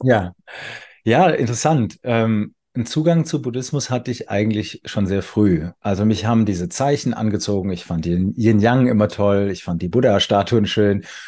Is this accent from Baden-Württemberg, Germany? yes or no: yes; Weinheim, Baden-Württemberg, Germany; ich wohne wieder in meiner Geburtsstadt Weinheim